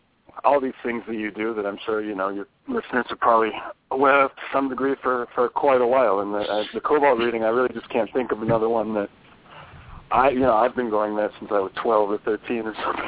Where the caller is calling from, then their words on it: Oakland, California, United States; I'm calling from Oakland. You know, I think we've been over this or whatever in detail, but I'm calling from my house in Oakland.